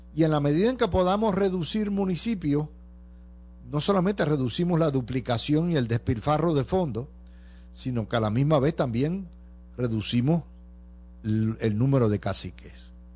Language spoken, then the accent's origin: Spanish; Cidra, Puerto Rico; el exalcalde de mi pueblo, Javier Carrasquillo